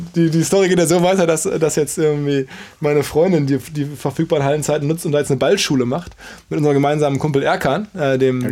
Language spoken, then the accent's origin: German; Ruhr area, North Rhine-Westphalia, Germany; Wir sind beide aus dem Ruhrgebiet